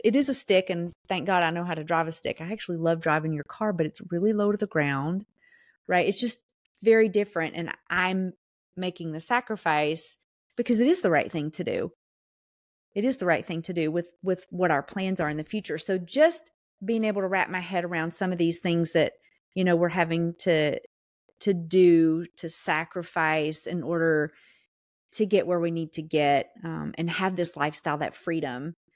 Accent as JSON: {"language": "English", "region": "the South", "country": "United States", "accent": "Southern", "said": "I'm from the South."}